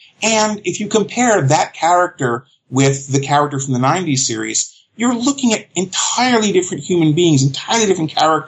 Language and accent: English; New York, United States; moved away; also born or lived in Virginia; I grew up in New York. I went to school in Virginia.